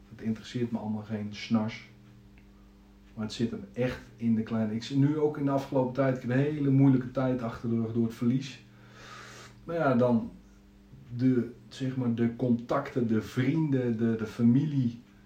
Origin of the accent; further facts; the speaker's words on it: Zeist, Utrecht, Netherlands; geboren en getogen in Zeist. Altijd hier gebleven